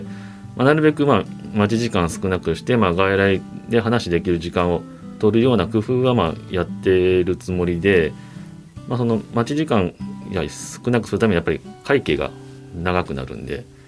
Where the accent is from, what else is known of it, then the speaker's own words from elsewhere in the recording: Tatsuno, Hyogo, Japan; 僕の地元の辰野市